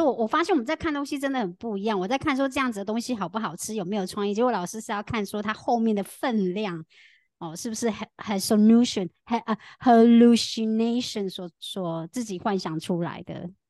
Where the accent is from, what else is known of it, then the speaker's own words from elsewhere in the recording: Tainan, Taiwan; 在台湾，我的家乡台南，我们已经有超先进，我们早在二零二零年的时候非常先进。我们民权路上就已经出现了机器人手臂咖啡